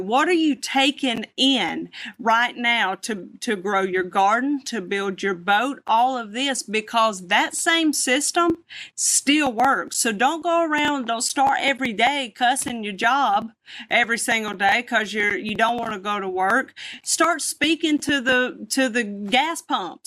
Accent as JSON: {"language": "English", "region": "the South", "country": "United States", "said": "I'm from the South"}